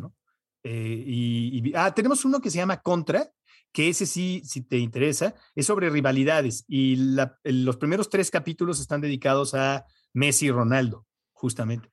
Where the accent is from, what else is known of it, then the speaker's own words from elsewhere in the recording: United States; moved away; yo como crecí en Estados Unidos, veo casi todo en inglés